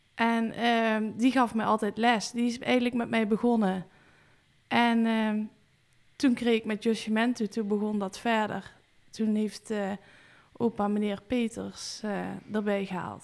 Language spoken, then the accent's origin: Dutch; Weert, Limburg, Netherlands; ik ben geboren in Weert